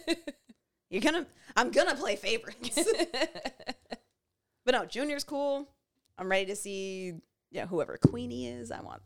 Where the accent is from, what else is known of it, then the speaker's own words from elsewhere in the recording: Canada; You're here to be fun, fine, black, and Canadian like us, and you're not that sorry about it.